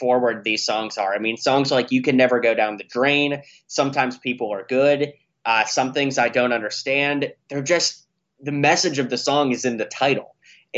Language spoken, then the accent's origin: English; Pittsburgh, Pennsylvania, United States; I grew up in Pittsburgh, Pennsylvania